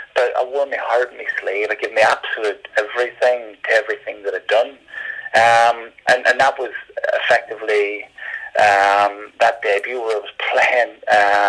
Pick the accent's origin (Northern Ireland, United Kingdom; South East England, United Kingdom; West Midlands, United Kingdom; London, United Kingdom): Northern Ireland, United Kingdom; Derry; moved away; growing up in Northern Ireland, right sort of in the Craigan